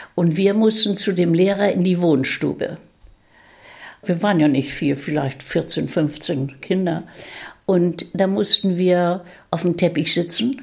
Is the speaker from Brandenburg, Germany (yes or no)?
no; Rendsburg district, Schleswig-Holstein, Germany; Ich bin Jahrgang 1928 und im Kreis Rendsburg geboren.